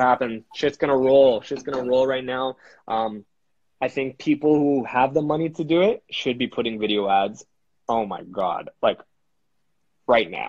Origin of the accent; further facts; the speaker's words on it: Canada; we're Canadian guys